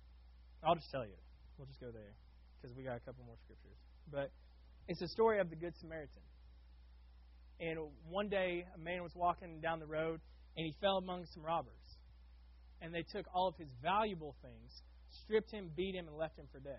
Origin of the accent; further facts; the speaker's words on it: Oklahoma, United States; now in Florida, United States; I grew up in Oklahoma working at an automotive shop.